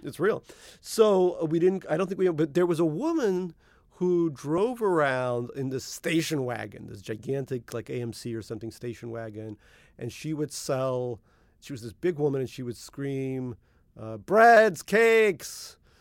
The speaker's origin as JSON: {"language": "English", "town": "New York City", "region": "New York", "country": "United States", "tie": "born or raised there", "also_born_or_lived": "Russia (Soviet Union)", "said": "I grew up in Eastern Queens Little Neck, Queens"}